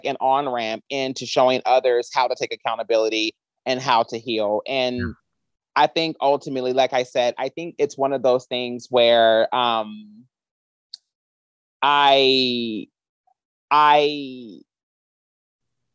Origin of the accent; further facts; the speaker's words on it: Kentucky, United States; now in Los Angeles, United States; I'm from Kentucky.